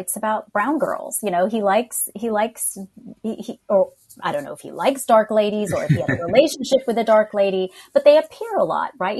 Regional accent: Harris County, Texas, United States; accent: American; moved away as an adult; also born or lived in Pakistan; now in London, United Kingdom; from Harris County, Texas, via Pakistan

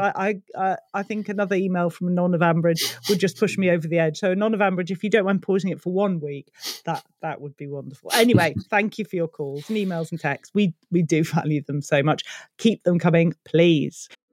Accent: United Kingdom; being British

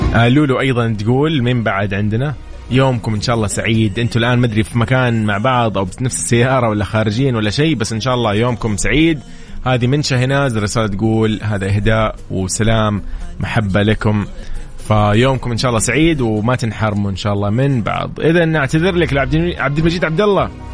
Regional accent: Saudi Arabia; كلنا كسعوديين

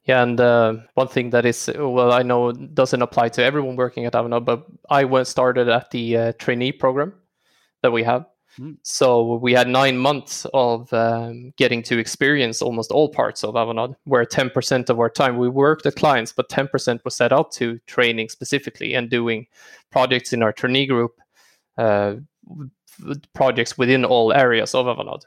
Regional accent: Stockholm, Stockholm County, Sweden; also born or lived in Örebro; I am born and raised in Stockholm. Uh, lived here all my life, except for studying three years at university in Örebro.

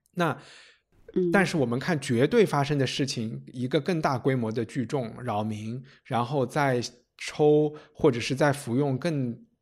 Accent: Chengdu, Sichuan, China; now in London, United Kingdom; 我在成都长大

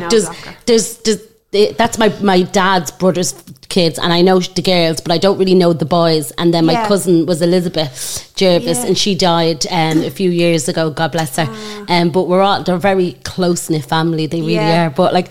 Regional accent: Mulhuddart, Leinster, Ireland; I'm from the posh part of Mofew. The courts is the posh part of Mofew.

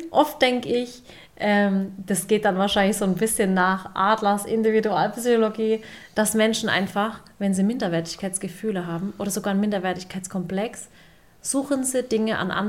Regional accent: Waghäusel, Baden-Württemberg, Germany; sage ich ich komme aus Warkhäusl, bin in Deutschland geboren, meine Eltern sind aus der Türkei.

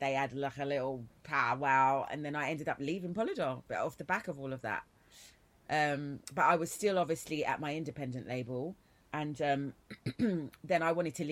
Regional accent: London, United Kingdom; I am from East London. I'm born in Hackney, grew up in East Ham, Forest Gate, Plaistow

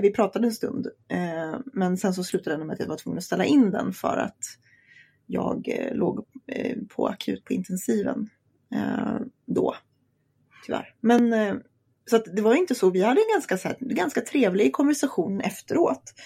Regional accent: Sweden; det här är mitt hemland

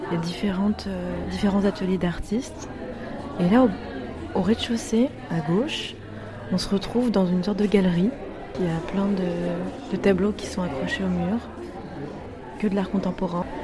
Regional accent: Florence, Tuscany, Italy; French is a second language; Moi, je viens d'Italie, de, Florence.

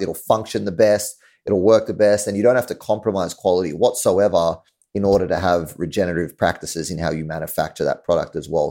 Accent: Australia; moved away as an adult; now in New York, United States; I'm from Australia, um, so definitely not New York.

